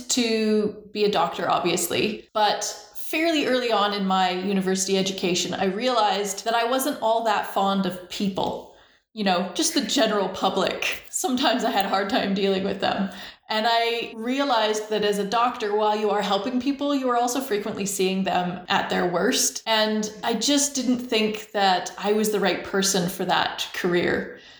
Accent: Langley, British Columbia, Canada; also born or lived in Shaunavon, Saskatchewan; I was born in Shaunavon, Saskatchewan. My dad was a police officer, and with the RCMP, you move around a lot. So we moved every 2 to 5 years the whole time I was growing up. We moved to BC when I was 5 to Langley, BC

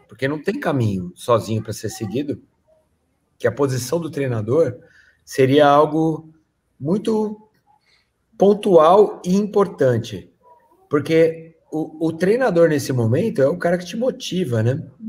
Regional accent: Brazil; eu sou brasileiro

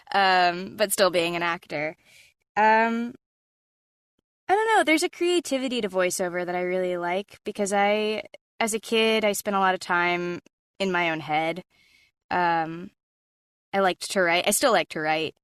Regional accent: Atlanta, Georgia, United States; moved away as an adult; now in Los Angeles, United States; Growing up in Atlanta, my dad was writing commercials for a living

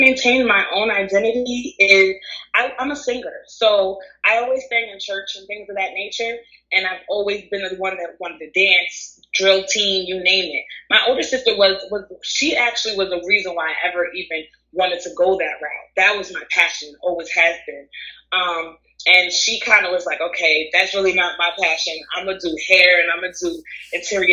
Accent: United States; I was born here in America

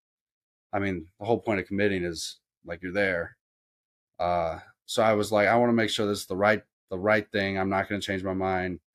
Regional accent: Columbia, Missouri, United States; I grew up in Columbia

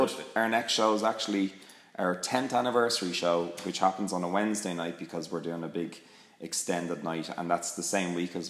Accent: Ireland; I'm Irish, and I love all these Irish things, and I'm proud of where I come from

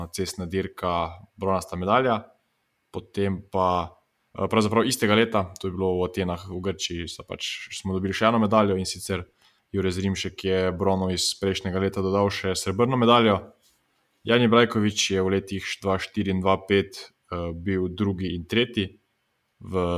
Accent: Slovenia

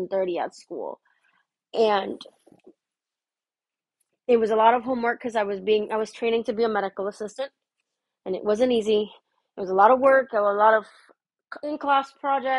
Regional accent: Miami, Florida, United States; moved away; I'm from Miami.

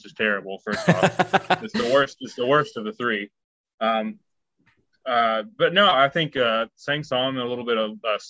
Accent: Texas, United States; I'm from Texas. We chew.

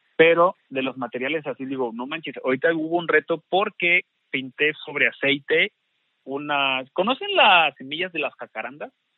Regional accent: Xalapa, Veracruz, Mexico

